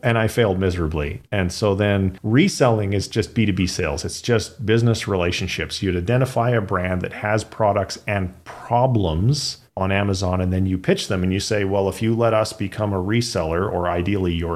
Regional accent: British Columbia, Canada; moved away as an adult; also born or lived in Fraser Valley; now in United States; I grew up in British Columbia, though I no longer live in the Fraser Valley. I'm out in the States now

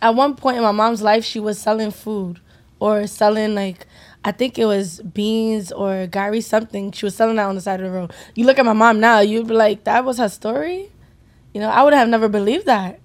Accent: United States; We are first American Nigerian generation

